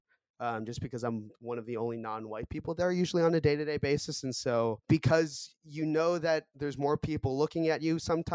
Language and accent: English; Boston, Massachusetts, United States; first language Korean; also born or lived in Seoul, South Korea; I grew up in Boston, but I was born in Seoul in 1995. I moved to the U.S. when I was 2 months old